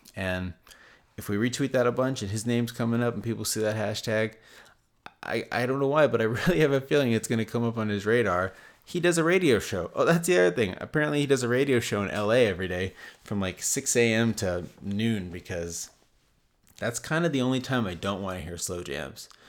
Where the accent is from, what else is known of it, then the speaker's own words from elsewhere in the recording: United States; I'm American